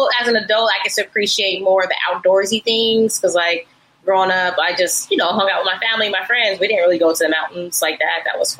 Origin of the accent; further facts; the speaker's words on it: Denver, Colorado, United States; moved away as an adult; also born or lived in Houston, Texas; now in Atlanta, United States; But growing up in Denver